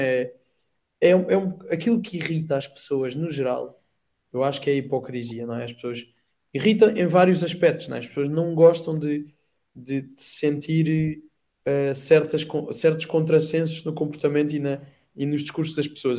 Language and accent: Portuguese; Odemira, Beja District, Portugal; sou natural de Santa Maria e passei a ser natural de Santa Maria São Salvador